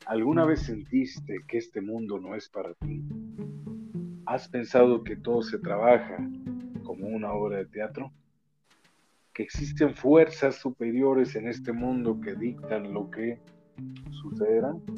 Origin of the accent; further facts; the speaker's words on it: Mexico; como buen mexicano, mafia, como parte de México, nosotros, descendientes de esta tierra